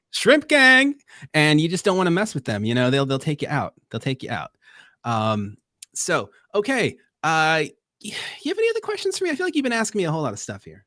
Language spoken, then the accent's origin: English; Long Island, New York, United States; we didn't have Krispy Kremes here in Long Island. We used to get Entenmann's cookies.